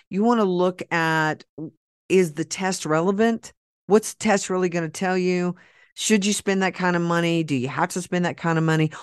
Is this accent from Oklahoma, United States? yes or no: yes; Oklahoma, United States; I'm from Oklahoma and we used to talk. We do talk like